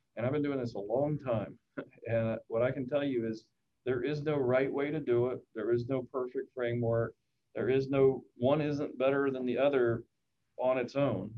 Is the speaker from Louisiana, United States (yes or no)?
yes; Shreveport, Louisiana, United States; my hometown of Shreveport, Louisiana